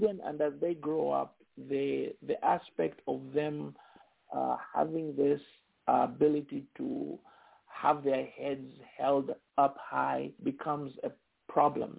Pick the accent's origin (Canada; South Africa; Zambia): Zambia; now in United States; I'm Zambian, home is Zambia, outside is America